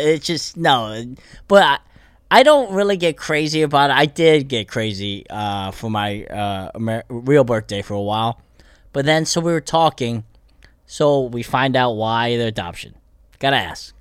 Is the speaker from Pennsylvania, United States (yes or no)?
yes; Bethlehem, Pennsylvania, United States; moved away as an adult; also born or lived in Korea; now in Los Angeles, United States; I grew up in Pennsylvania